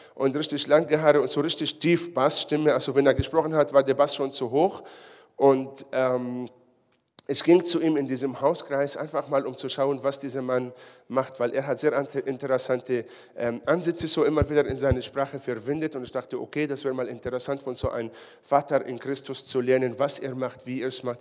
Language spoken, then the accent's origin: German; Israel; now in Ulm, Germany; Ich komme ja aus Israel